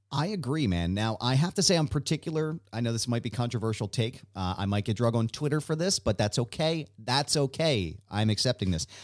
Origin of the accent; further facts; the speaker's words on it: Philadelphia, Pennsylvania, United States; I'm this guy from Philadelphia